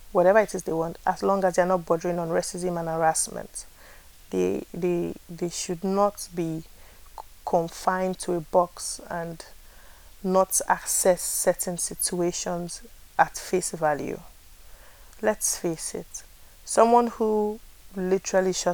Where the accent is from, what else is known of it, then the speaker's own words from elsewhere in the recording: Nigeria; I am a Nigerian.